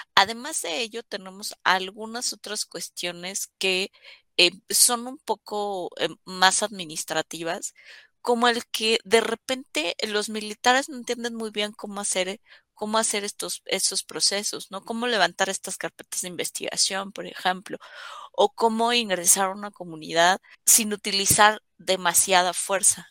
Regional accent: Mexico; como ciudadanos mexicanos tenemos

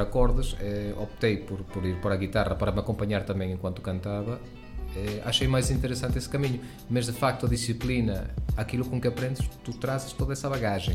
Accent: Venezuela; now in Portugal; embora eu sou venezuelano, os meus pais são portugueses

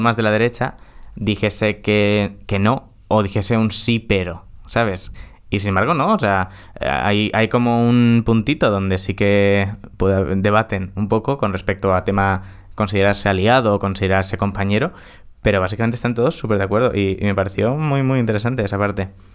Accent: Spain; es donde he nacido en España

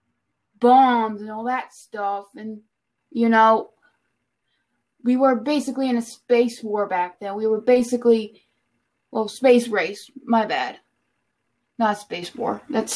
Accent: United States; I'm an American

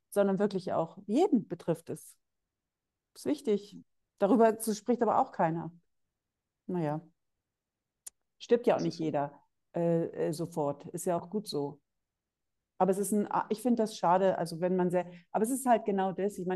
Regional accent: Northern Germany, Germany; Nee, ich komme eigentlich aus, aus Norddeutschland.

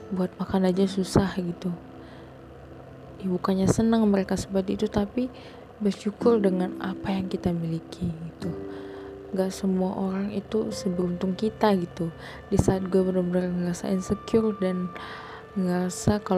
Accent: Sumatra, Indonesia; gue itu kan dari Sumatera kayak bener-bener dari Sumatera gitu dan banyak banget orang mikir kalau lu jalan sendiri lu pergi kemana-mana sendiri lu tuh kayak aneh kayak freak gitu

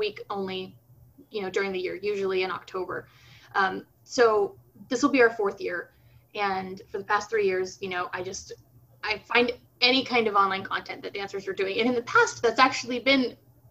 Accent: United States; growing up in the States, you know, very divorced from Brazilian culture and from a Brazilian community here

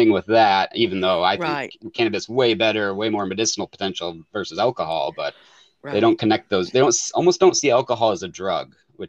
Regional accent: Michigan, United States; now in Oregon, United States; And I grew up in Michigan, so I'm out

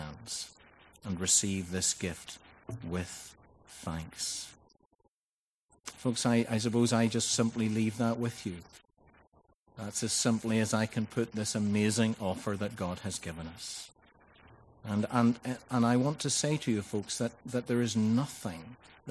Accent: Ballycastle, Northern Ireland, United Kingdom; Ballycastle, which is my hometown in Northern Ireland.

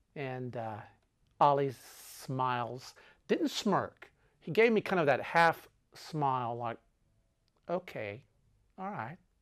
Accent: Texas, United States; I am an American. I'm from Texas

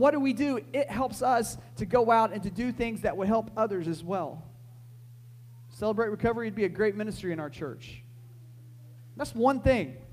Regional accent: United States

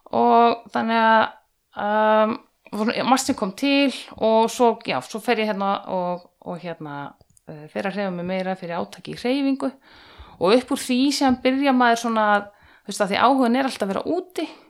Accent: Hella, Southern Region, Iceland; moved away as an adult; also born or lived in North Iceland; now in Höfn í Hornafirði, Iceland; ég er alveg upp á Hellu á Suðurlandi

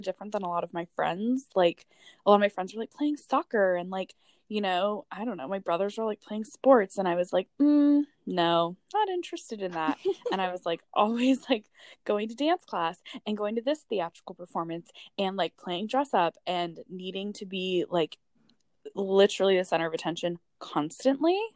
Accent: East Bay, Bay Area, California, United States; I grew up in California in the Bay Area, um, in the East Bay. Um, my whole life, my family's here

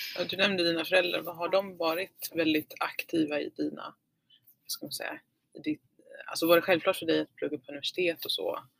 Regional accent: Falköping, Västra Götaland, Sweden; jag växte upp i Falköping.

